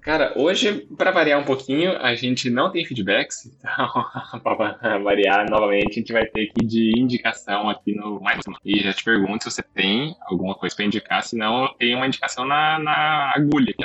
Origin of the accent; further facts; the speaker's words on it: Maringá, Paraná, Brazil; now in Francisco Beltrão, Brazil; eu venho de Maringá, né, lá em Beltrão